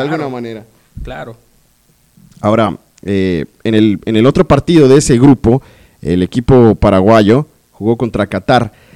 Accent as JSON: {"language": "Spanish", "country": "Colombia", "said": "soy colombiano"}